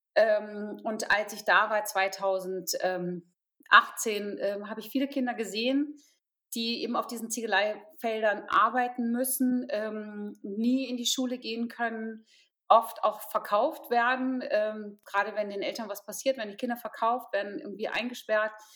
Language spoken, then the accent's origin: German; Potsdam, Brandenburg, Germany; ich komme aus Potsdam